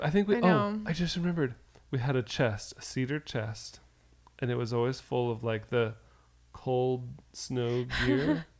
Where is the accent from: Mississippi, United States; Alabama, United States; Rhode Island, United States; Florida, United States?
Florida, United States; growing up in Florida